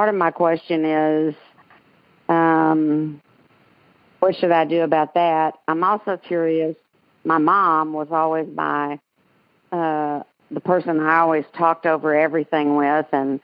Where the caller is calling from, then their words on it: Dallas, Texas, United States; I'm calling from Dallas